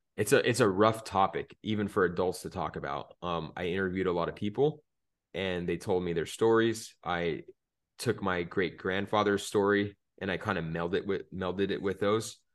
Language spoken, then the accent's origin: English; Phoenix, Arizona, United States; born or raised there